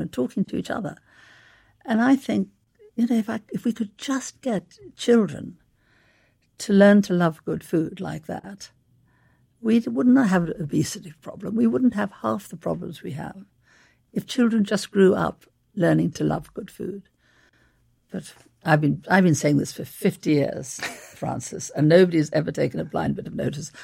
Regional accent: South Africa; moved away; also born or lived in London; I grew up in South Africa

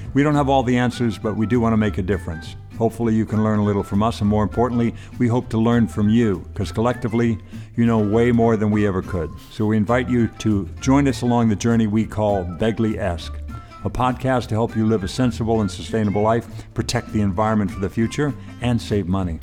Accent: Ireland; I'm from the old sod. I'm from Ireland

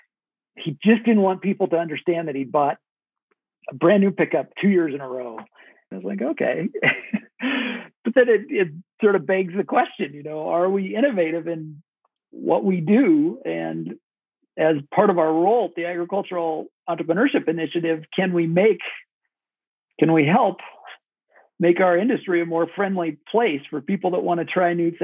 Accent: Kenesaw, Nebraska, United States; I grew up in Kennesaw, Nebraska, population 850

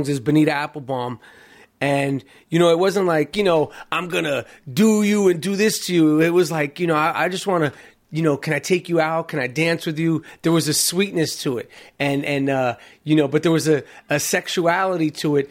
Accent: New York City, New York, United States; as a 18-year-old growing up in New York City

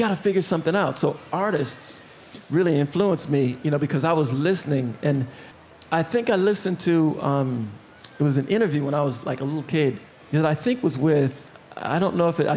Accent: Minneapolis, Minnesota, United States; growing up in Minneapolis, the radio is amazing

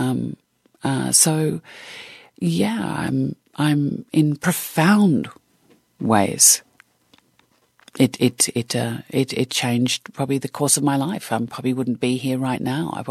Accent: Australia; Oh, God, not at all. Not at all. I mean, you, you think about the Australian uh, film industry in the 70s and 80s

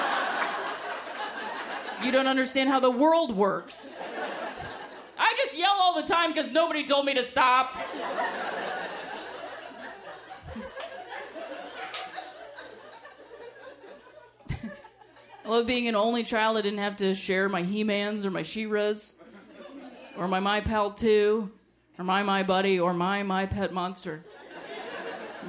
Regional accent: Ohio, United States; moved away; I'm from Ohio originally

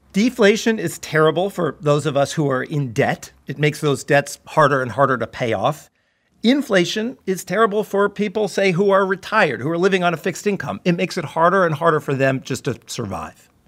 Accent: San Diego, California, United States; you know where I grew up. San Diego. We've talked about this, San Diego, the suburbs of San Diego.

